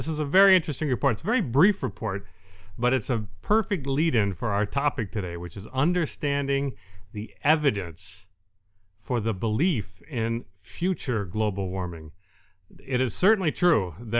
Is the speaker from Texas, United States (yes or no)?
no; Detroit, Michigan, United States; also born or lived in Gaylord; Now, I grew up in Detroit, but when I was middle school aged, our family had moved to the Great White North, or very near it, to the very tip of the mitt of Michigan in a small town called Gaylord.